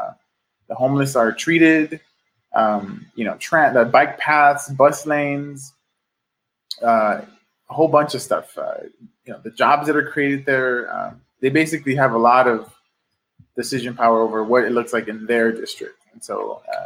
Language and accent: English; Los Angeles, California, United States; I'm a lifelong Angeleno. I grew up in South Central.